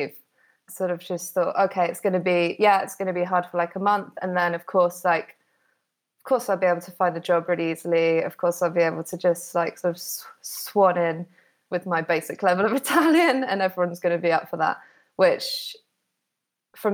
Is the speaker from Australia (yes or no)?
no; United Kingdom; moved away as an adult; now in Modena, Italy; I am British, obviously, but I've been working for just under 3 years remotely from Italy